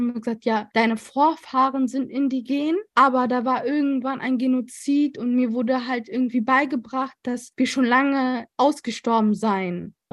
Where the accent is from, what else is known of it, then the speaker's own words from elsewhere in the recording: North Rhine-Westphalia, Germany; also born or lived in Colombia; So, ich bin sehr, sehr deutsch aufgewachsen. Wenn man mich kennt, dann merkt man das auch. Es beschreibt mich, wenn ich sage, ich bin deutsch